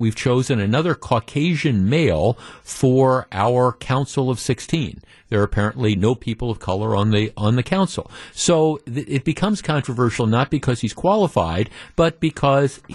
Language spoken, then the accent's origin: English; Glendale, Wisconsin, United States; also born or lived in Whitefish Bay, Wisconsin; I grew up in Glendale and I lived in Whitefish Bay